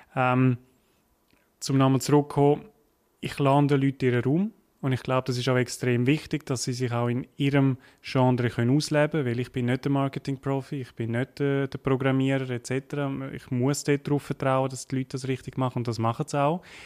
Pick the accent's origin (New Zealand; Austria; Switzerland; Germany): Switzerland; Graubünden; accent: Bündner; auf Graubünden, man hört es vielleicht, ich bin Bündner